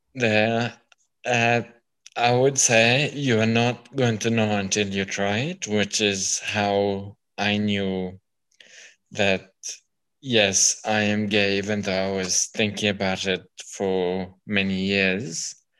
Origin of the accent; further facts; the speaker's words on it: Kenya; now in Melbourne, Australia; being born and brought up in Kenya